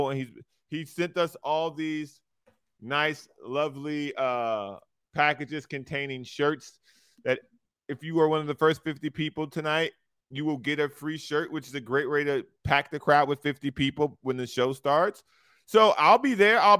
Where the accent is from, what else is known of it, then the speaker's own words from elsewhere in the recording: Lorain, Ohio, United States; I'm from Lorain, Ohio.